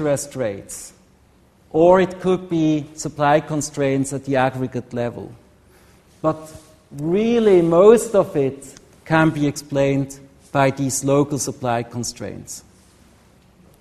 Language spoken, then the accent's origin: English; Switzerland; Switzerland, my home country